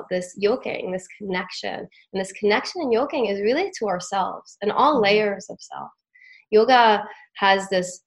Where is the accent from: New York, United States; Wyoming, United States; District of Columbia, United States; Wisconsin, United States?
New York, United States; the Catskills; growing up in the Catskills at these different retreats